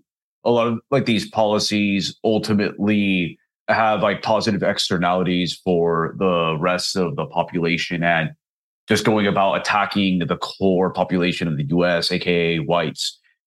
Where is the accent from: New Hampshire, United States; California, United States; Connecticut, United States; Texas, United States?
Texas, United States; Dallas; I grew up in the North Dallas area